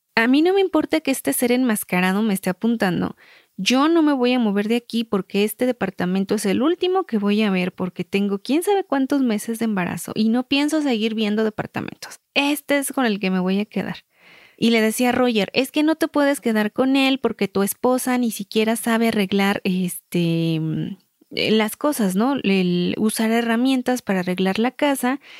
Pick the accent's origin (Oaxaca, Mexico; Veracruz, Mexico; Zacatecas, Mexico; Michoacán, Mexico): Michoacán, Mexico; somos michoacanas